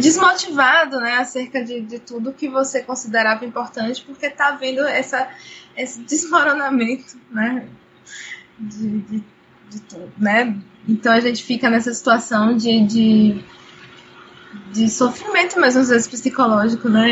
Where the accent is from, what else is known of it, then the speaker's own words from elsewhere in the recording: Brazil; also born or lived in Cachoeira, Bahia; eu sou brasileira